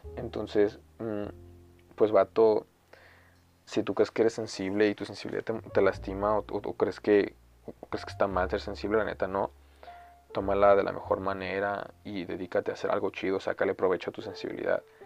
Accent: Mexico

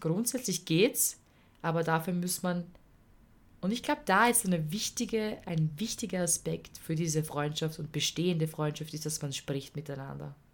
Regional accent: Vienna, Austria; also born or lived in Tyrol; bei uns in Wien

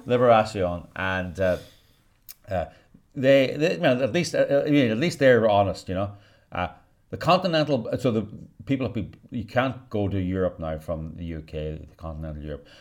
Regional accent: Northern Ireland, United Kingdom; I was brought up in the British culture in Northern Ireland

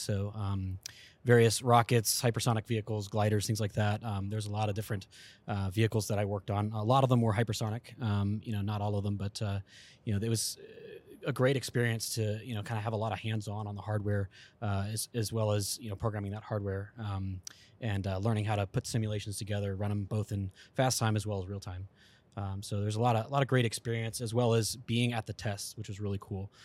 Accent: East Coast, United States; I'm actually from the East Coast area, uh, Virginia and Georgia area

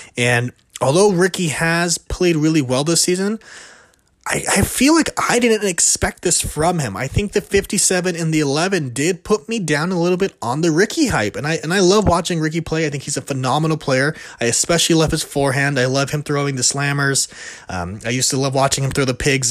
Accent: California, United States; I'm from California, right next to De La Vega

